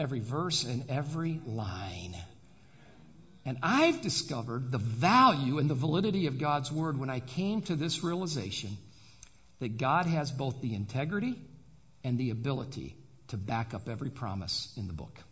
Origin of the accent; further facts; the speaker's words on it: Adrian, Michigan, United States; I was born and raised in Adrian, Michigan